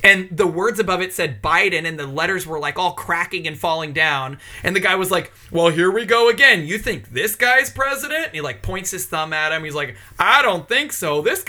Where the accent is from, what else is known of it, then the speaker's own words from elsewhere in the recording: United Kingdom; I'm absolutely British.